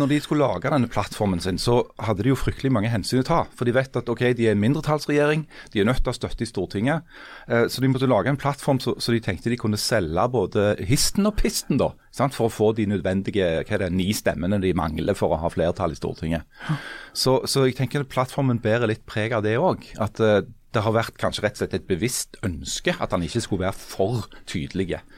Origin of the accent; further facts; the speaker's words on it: Stavanger, Rogaland, Norway; jeg kommer fra Stavanger, bor i Stavanger, uh, eh, jobber i Stavanger Aftenblad